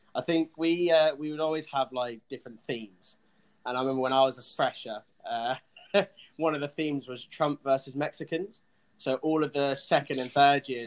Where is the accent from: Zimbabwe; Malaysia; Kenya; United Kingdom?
United Kingdom; England; I'm English